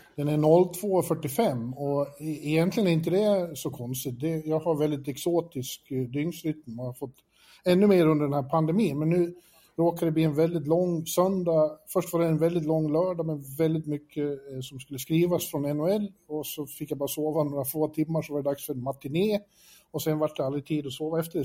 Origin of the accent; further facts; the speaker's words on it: Borlänge, Dalarna County, Sweden; moved away as an adult; also born or lived in Falun / Stockholm / Manhattan; now in New York, United States; jag växte upp i Borlänge